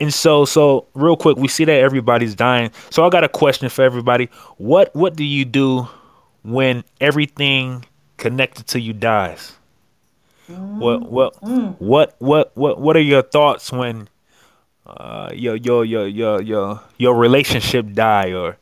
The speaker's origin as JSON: {"language": "English", "town": "Akron", "region": "Ohio", "country": "United States", "said": "I'm from Akron, Ohio"}